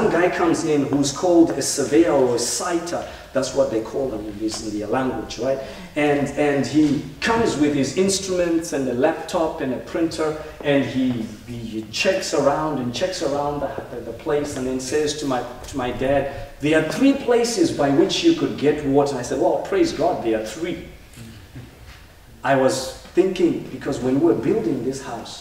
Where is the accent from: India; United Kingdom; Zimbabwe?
Zimbabwe; moved away; where I come from Zimbabwe